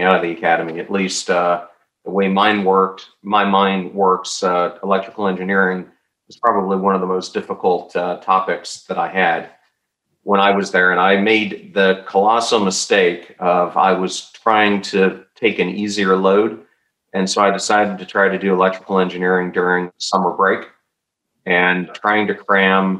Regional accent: Pennsylvania, United States; now in Tampa Bay, United States; I grew up in Pennsylvania for most of my childhood

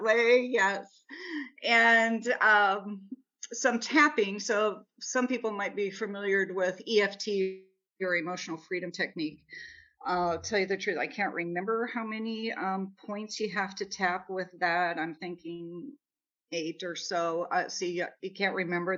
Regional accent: Nebraska, United States; moved away; also born or lived in Kansas City, Missouri; I'm from Nebraska

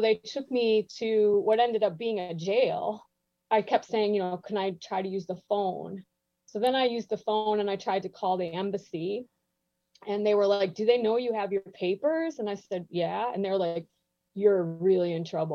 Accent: Chicago, Illinois, United States; I was from Chicago

